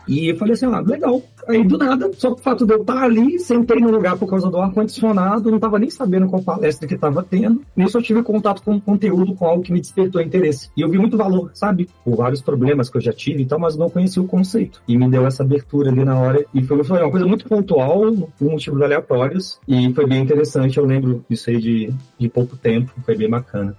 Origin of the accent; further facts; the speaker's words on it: Belo Horizonte, Minas Gerais, Brazil; sou aqui de BH, Belo Horizonte, mineiro